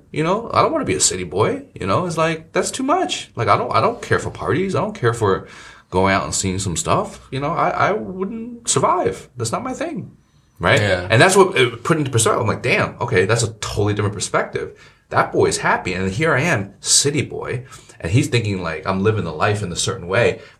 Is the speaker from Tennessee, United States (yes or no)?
no; New Jersey, United States; I mean, we grew up in Jersey